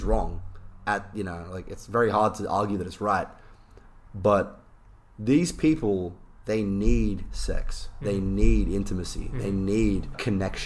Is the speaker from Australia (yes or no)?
yes; Australia; I'm Australian